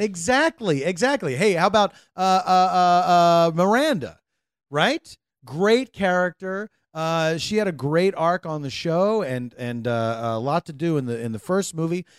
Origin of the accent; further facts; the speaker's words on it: United States; as an American